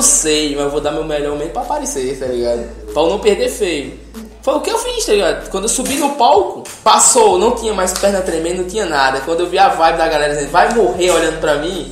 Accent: Ceará, Brazil

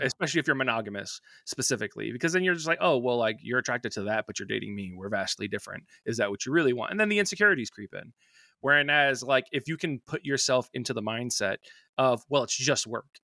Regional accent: New York, United States; I'm from New York

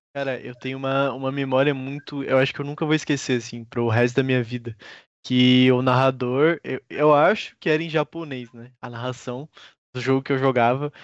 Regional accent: Brazil; eu que sou brasileiro

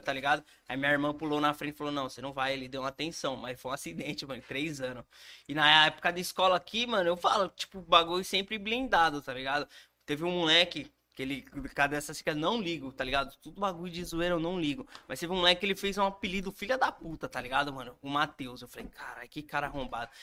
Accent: Brazil; lá na minha quebrada, lá no Varjão

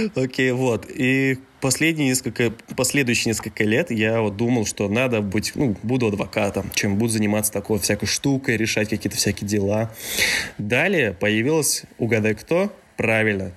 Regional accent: Mezhdurechensk, Kemerovo Oblast, Russia; я родился в Междуреченске, это тот самый маленький городок в Сибири, в Южной Сибири, да. Я там родился и вырос

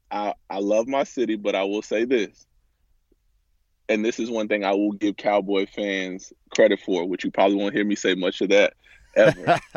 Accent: Atlanta, Georgia, United States; now in Texas, United States; Atlanta is I mean a great place. It taught me a lot. I would say it's very, very fast paced. Um, in comparison to Texas, I feel like we have a lot of, I say we now because I've been in Texas so long, I consider myself a, a Texan as well.

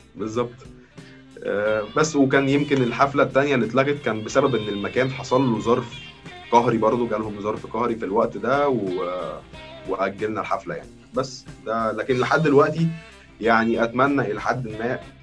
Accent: Egypt; عندنا في مصر

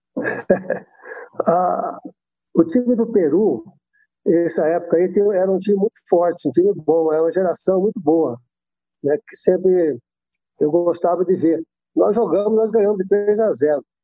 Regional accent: Monte Sião, Minas Gerais, Brazil; a cidade natal, minha cidade natal, é, Monte Sião.

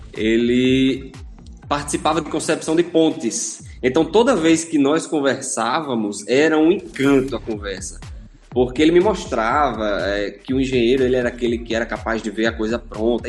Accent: Natal, Rio Grande do Norte, Brazil; sou nascido e criado aqui em Natal

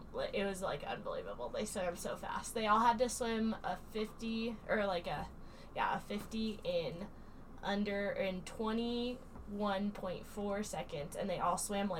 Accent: Casper, Wyoming, United States; So I'm from Casper, Wyoming. I was born and raised there.

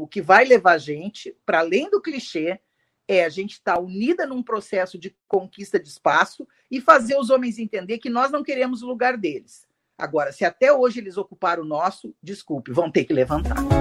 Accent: Rio Grande do Sul, Brazil; accent: gaúcho; Eu já saí daqui do Rio Grande do Sul, todo mundo já sabe que eu sou gaúcha pelo meu sotaque

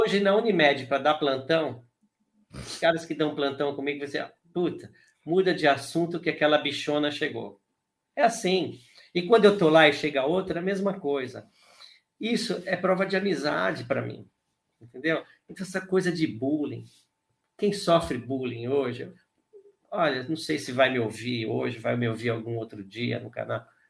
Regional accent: São Paulo, Brazil; also born or lived in Ipiranga / Taboão da Serra / Vila Sônia; eu morei em Santo Amaro, que foi onde eu nasci

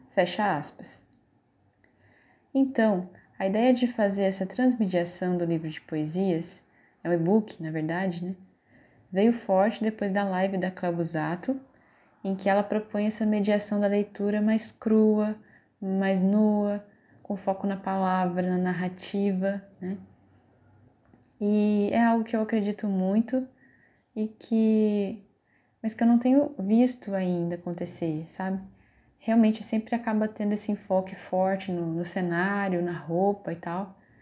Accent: Paraíba Valley, interior of São Paulo, Brazil; now in Petrolina, Brazil; Sou natural do interior de São Paulo, da região do Vale do Paraíba, e agora eu moro nas margens do São Francisco

